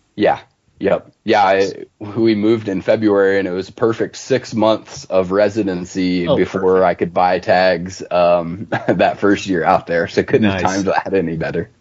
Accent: north central Ohio, United States; moved away as an adult; also born or lived in southwestern Oregon; now in Oregon, United States; I'm from uh, north central Ohio, so about halfway in between Cleveland and Columbus

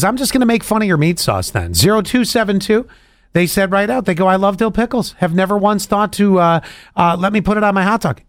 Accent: Buffalo, New York, United States; See, growing up in Buffalo

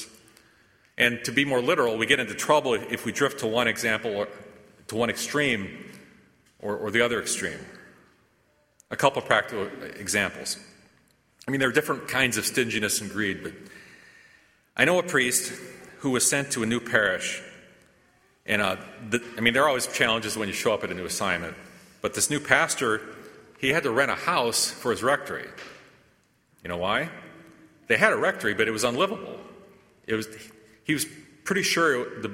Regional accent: United States; as American Catholics

